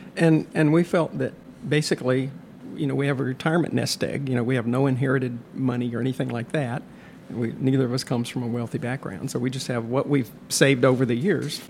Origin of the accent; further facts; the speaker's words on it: Western Kentucky, United States; moved away as an adult; also born or lived in Atlanta, Georgia / Tennessee / California; now in Illinois, United States; moved at age two to Kentucky. So I have no memories of Atlanta and lived in Kentucky age two through college at the University of Kentucky